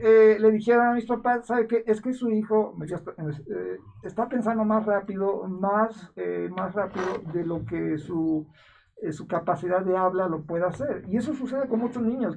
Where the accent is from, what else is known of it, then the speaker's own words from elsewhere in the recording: Mexico; como mexicanos